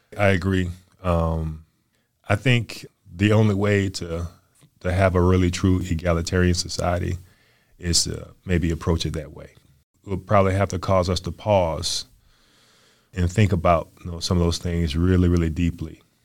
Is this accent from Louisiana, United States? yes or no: yes; New Orleans, Louisiana, United States; moved away as an adult; now in Chattanooga, United States; I grew up in New Orleans